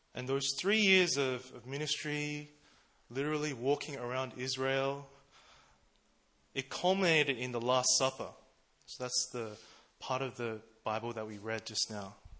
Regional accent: Melbourne, Victoria, Australia; now in Seoul, South Korea; I'm from Melbourne, Australia.

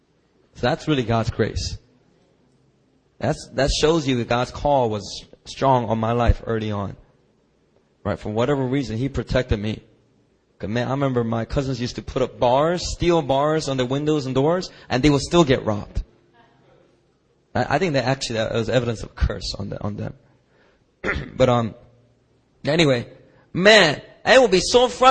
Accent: Philadelphia, Pennsylvania, United States; growing up in Philadelphia

